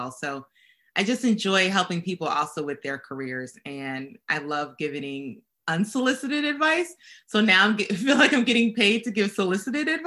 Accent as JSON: {"language": "English", "region": "Connecticut", "country": "United States", "tie": "born or raised there", "said": "because growing up in Connecticut, that's where everyone worked."}